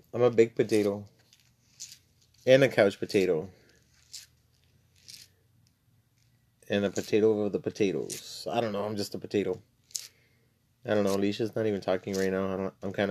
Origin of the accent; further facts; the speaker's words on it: South Texas border town, United States; I was born and raised in the border town, still in South Texas. I was born in Texas, and, but I'm bilingual